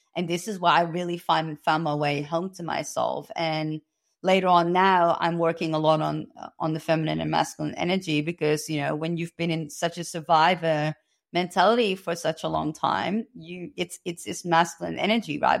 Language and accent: English; Amsterdam, North Holland, Netherlands; moved away as an adult; now in Australia; I was born and raised in Amsterdam